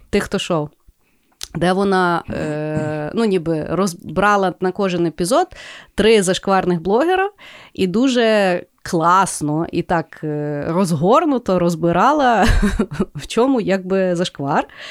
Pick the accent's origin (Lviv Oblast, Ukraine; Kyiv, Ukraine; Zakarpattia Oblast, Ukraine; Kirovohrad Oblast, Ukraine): Lviv Oblast, Ukraine; Lviv; я зі Львова